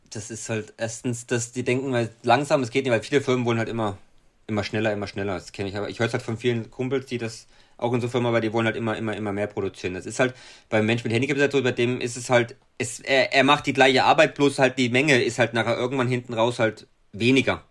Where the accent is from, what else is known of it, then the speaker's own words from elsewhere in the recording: Thuringia, Germany; bei uns in Thüringen